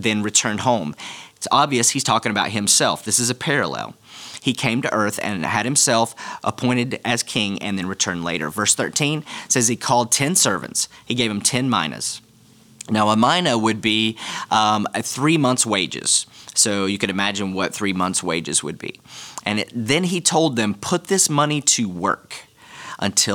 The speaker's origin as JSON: {"language": "English", "country": "United States", "said": "as an American"}